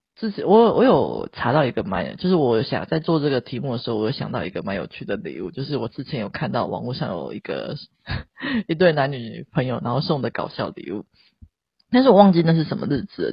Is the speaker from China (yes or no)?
no; Taiwan; 我们生在台湾